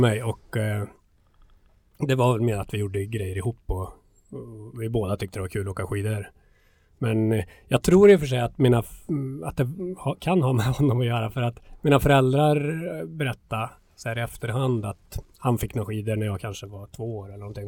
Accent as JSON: {"language": "Swedish", "town": "Hammarö", "region": "Värmland", "country": "Sweden", "tie": "born or raised there", "said": "född och uppvuxen eh, på Hammarö utanför Karlstad"}